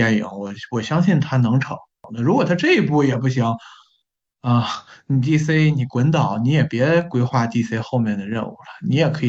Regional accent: China; 你别侮辱我们中国人，就是华华裔的这些人了。

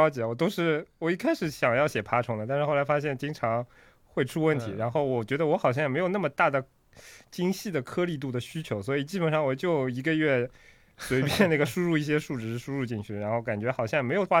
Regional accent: Shanghai, China; 我我没有搬过，我是上海人。

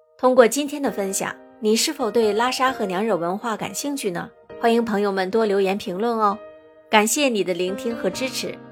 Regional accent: Singapore; 我是来自新加坡的

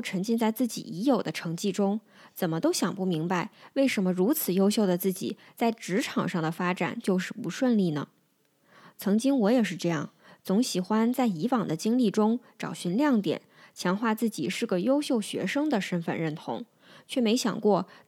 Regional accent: Northeast China, China; now in Guangzhou, China; 我现在通常会用在广州生活的东北人。东北是我的老家，我的过去，但广州是我的现在。

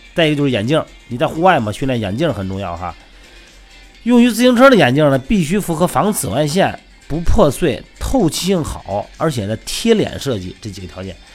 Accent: Jining, Shandong, China; moved away; 我们老家呢，这个山东济宁啊

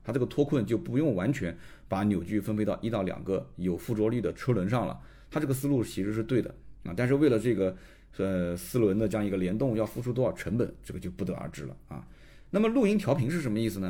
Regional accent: Nanjing, Jiangsu, China; also born or lived in Shanghai; 我出生其实拿的就是上海户口。那我后来从上海把户口迁回南京

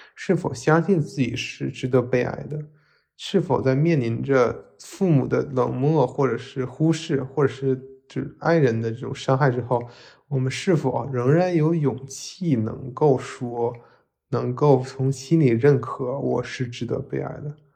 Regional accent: Northeast China, China; 作为一个东北人，我特别喜欢《漫长的季节》

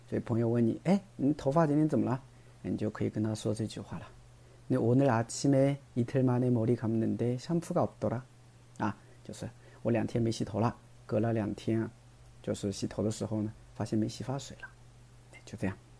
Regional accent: China; 但我们中国人不会这么说的嘛

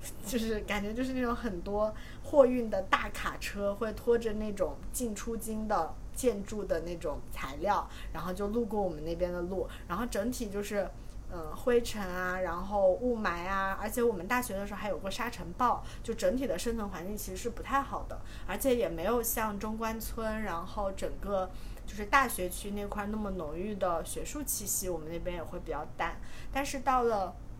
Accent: Hubei, China; moved away as an adult; also born or lived in Beijing; now in Shanghai, China; 我是湖北人，嗯，我和胡佛比较像的一点就是我也是在高中毕业之后 ，高中毕业之前一直就在湖北生活，然后高中毕业之后来到北京读大学

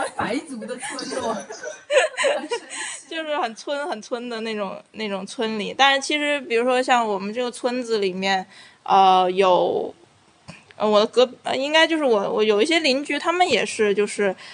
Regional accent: Beijing, China; moved away as an adult; also born or lived in Hong Kong; now in Dali, China; 我是北京人啦，然后后面的话，念大学的时候有去香港，然后在香港工作、上学，待过八年的时间，然后六年前就是，呃，呃，移居到了大理

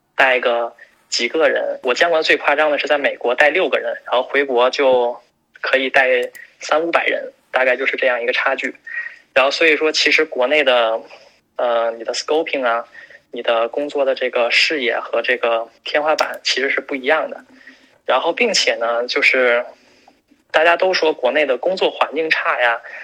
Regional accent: China; now in United States; 作为一个中国人 如果有机会可以回到国内发展的话，又离家人近，又离亲人近，还是自己的祖国

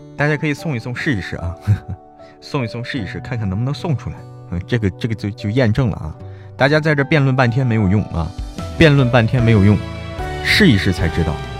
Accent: Hebei, China; now in Chengdu, China; 我是河北人，但是我在成都过年啊

